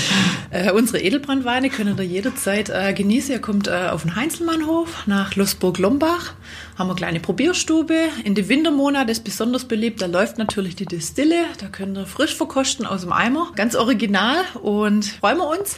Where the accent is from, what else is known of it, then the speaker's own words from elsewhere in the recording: Black Forest, Baden-Württemberg, Germany; bei uns im Schwarzwald